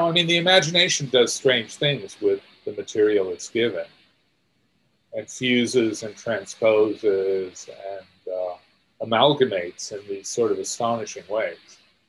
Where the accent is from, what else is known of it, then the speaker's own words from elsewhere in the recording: India; The racial burden, the historical burden of being an Indian, all of those things were things I felt I had to free myself from somehow.